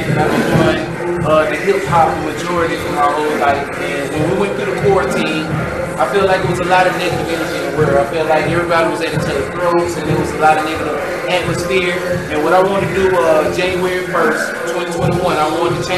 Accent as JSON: {"language": "English", "town": "Atlanta", "region": "Georgia", "country": "United States", "said": "I'm from Atlanta, Georgia. I'm from the west side"}